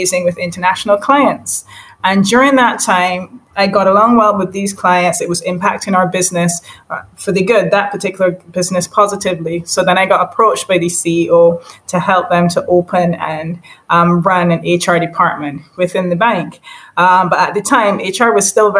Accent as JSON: {"language": "English", "country": "Barbados", "tie": "born or raised there", "also_born_or_lived": "St. Michael, Barbados / St. George, Barbados / United Kingdom", "moved": "as an adult", "said": "I am from Barbados, and originally, well, born in St. Michael, born and raised half in St. Michael, and then in St. George."}